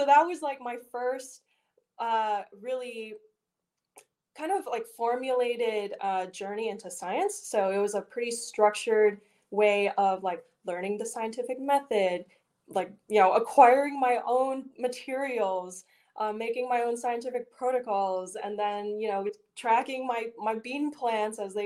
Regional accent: Richmond, Virginia, United States; moved away as an adult; now in Pittsburgh, United States; I am born and raised in Richmond, Virginia

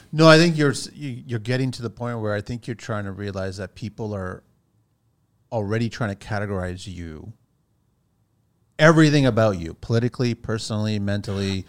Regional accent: Canada; as Canadian people

